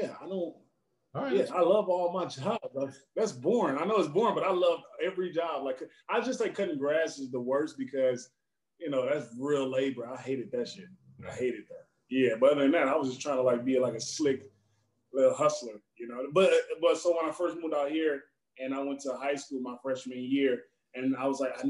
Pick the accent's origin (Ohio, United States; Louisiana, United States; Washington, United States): Louisiana, United States; Baton Rouge; moved away as an adult; now in Los Angeles, United States; In Louisiana, I'm from Baton Rouge